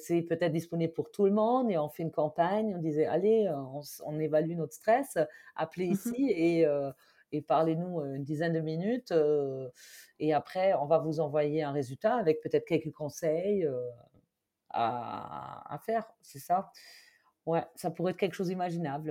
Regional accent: Germany; accent: German; French is a second language; now in France; si vous avez peut-être entendu mon accent, je suis allemande de base.

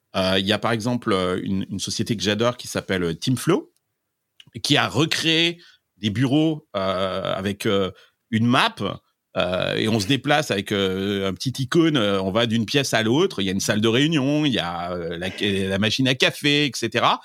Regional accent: Limousin, Nouvelle-Aquitaine, France; now in Silicon Valley, United States; je viens du Limousin

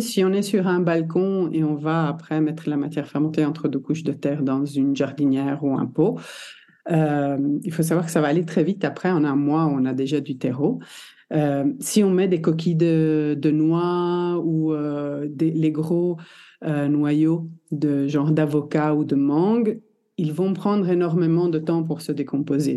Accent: Belgium; also born or lived in Italy (ancestry); je suis italienne de... génétiquement, on va dire. Née en Belgique

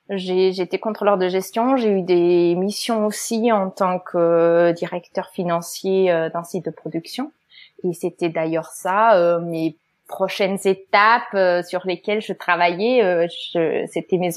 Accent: Germany; French is a second language; euh, Je suis allemande, on l'entend peut-être un petit peu. J'ai fait des études binationales en Allemagne et en France

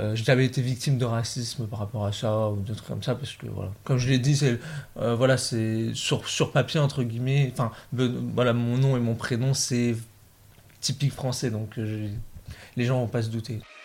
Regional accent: Oise, Picardy, Hauts-de-France, France; moved away as an adult; also born or lived in Versailles; now in Montpellier, France; je suis né à Versailles mais grandi en Picardie, en, dans l'Oise.

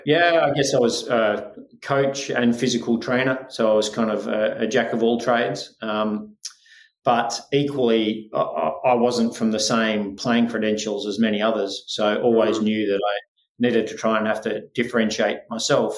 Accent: Australia; accent: Australian; also born or lived in Scotland / Spain; born in Scotland, um, but spent my life for the most part in Australia, albeit there was four years there where I went back to Spain to live

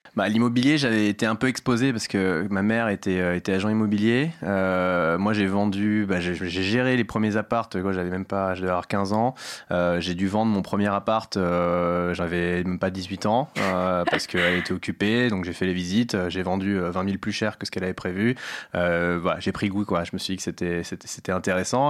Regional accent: Paris, Île-de-France, France; also born or lived in United States; J'ai grandi à Paris dans le 13e, dans le quartier chinois

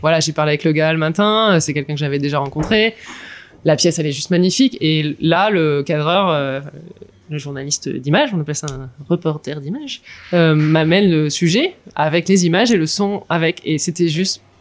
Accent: near Lille, Hauts-de-France, France; moved away as an adult; je suis ch'ti né à côté de Lille j'ai vécu une grosse partie de ma vie dans le nord de la France

